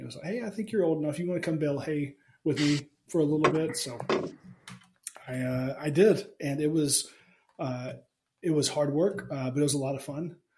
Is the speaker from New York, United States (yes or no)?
no; Alabama, United States; I grew up in Alabama